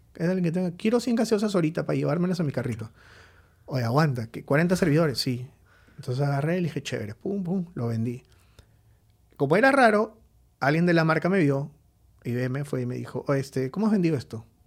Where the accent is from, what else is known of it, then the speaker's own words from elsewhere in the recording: Lima, Peru; also born or lived in Trujillo; decidí venirme a Lima porque soy de Lima, mis papás estaban acá